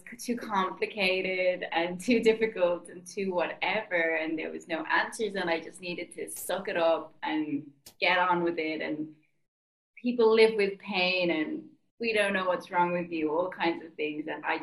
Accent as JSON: {"language": "English", "country": "Ireland", "moved": "yes", "lives_now": "Bali, Indonesia", "said": "I'm Irish and I'm living in Bali"}